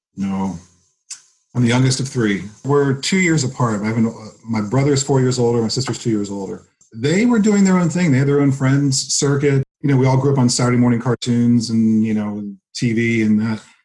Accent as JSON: {"language": "English", "town": "Laurel", "region": "Maryland", "country": "United States", "tie": "born or raised there", "also_born_or_lived": "New Jersey / Frederick, Maryland", "moved": "as an adult", "lives_now": "Pennsylvania, United States", "said": "I was born in New Jersey. We moved when I was three. I grew up in Maryland right between, like literally smack dab between Baltimore's here, DC's here, Laurel, the town I grew up in, was right in between them."}